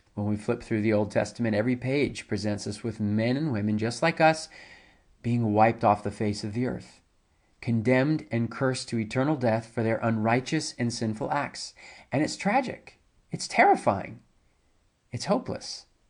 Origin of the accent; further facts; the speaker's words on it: High Point, North Carolina, United States; now in South Carolina, United States; I grew up in High Point, where, uh, which is about an hour or so from, uh, Durham and Chapel Hill